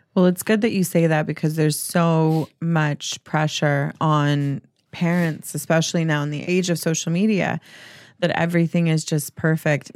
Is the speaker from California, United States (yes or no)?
no; Mississippi, United States; moved away; growing up in Mississippi